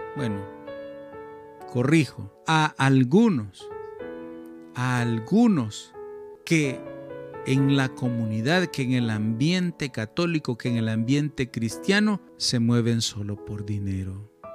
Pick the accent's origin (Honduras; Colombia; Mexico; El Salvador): El Salvador; mi país, El Salvador